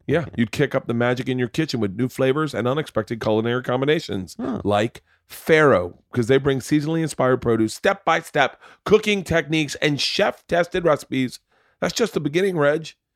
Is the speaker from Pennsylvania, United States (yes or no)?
no; Florida, United States; I grew up in Florida